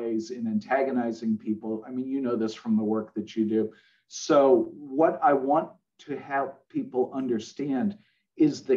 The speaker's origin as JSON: {"language": "English", "town": "Boston", "region": "Massachusetts", "country": "United States", "tie": "born or raised there", "said": "I'm from Boston. I was born there"}